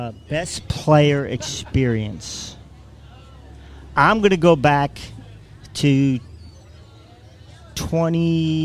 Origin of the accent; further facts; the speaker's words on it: Long Island, New York, United States; moved away as an adult; also born or lived in Queens / Manhattan; now in Tuscaloosa, United States; Born in Queens, raised on Long Island, and moved here from Manhattan.